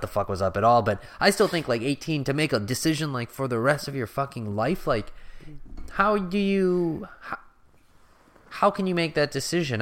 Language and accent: English; United States; I'm an American